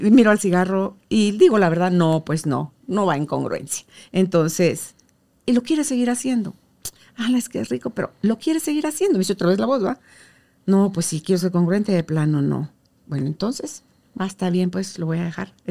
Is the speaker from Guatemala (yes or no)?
yes; Mazatenango, Suchitepéquez, Guatemala; born or raised there